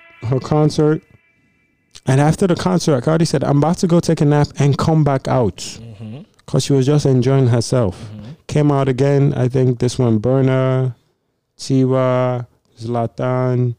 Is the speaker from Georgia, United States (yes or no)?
no; New York City, New York, United States; I'm from the Bronx